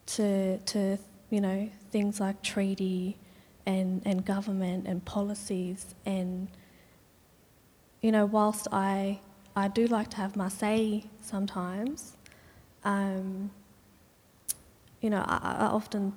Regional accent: Brewarrina, New South Wales, Australia; growing up in Brie

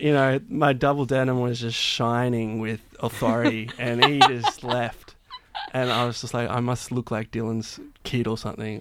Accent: Blue Mountains, New South Wales, Australia; moved away as an adult; I grew up in the Blue Mountains

